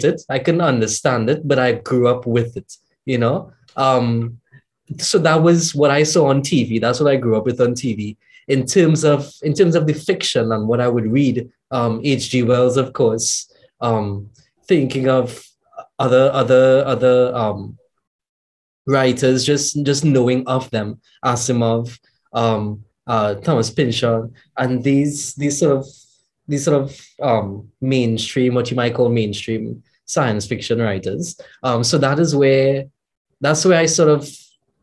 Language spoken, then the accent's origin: English; Trinidad & Tobago